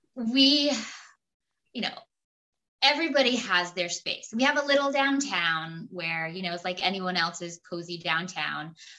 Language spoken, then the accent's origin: English; Minot, Maine, United States; also born or lived in Rhode Island / Vermont; I grew up in Minot. Uh, it's also in Maine